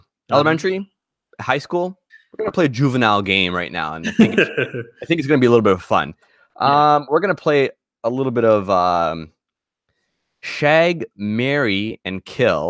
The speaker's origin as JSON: {"language": "English", "country": "Canada", "said": "as a Canadian"}